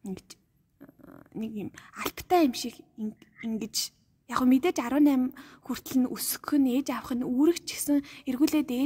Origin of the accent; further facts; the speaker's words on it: Erdenet, Orkhon, Mongolia; moved away as an adult; now in Ulaanbaatar, Mongolia; миний хувьд болохоор ингэж Эрдэнэтэд төрж өссөн. Тэгээ хот руу ингээд оюутан болоод явж байгаа шүү дээ.